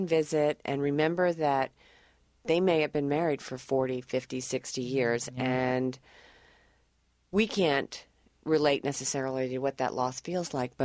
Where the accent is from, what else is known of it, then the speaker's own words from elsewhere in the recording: Austin, Texas, United States; I'm from Austin